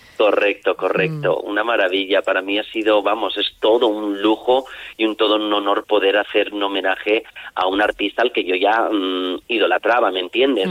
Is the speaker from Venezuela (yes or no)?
no; Castellón de la Plana, Valencian Community, Spain; Aquí en mi pueblo, debuté en mi pueblo, en el Grau de Castellón